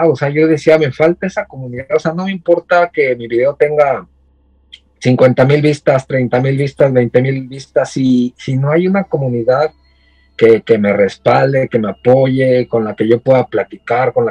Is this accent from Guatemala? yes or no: no; Ecatepec, State of Mexico, Mexico; moved away as an adult; now in Japan; vengo del Estado de México, vengo de Catepec, o sea, imagínate. De Catepunk, vengo del barrio Bravo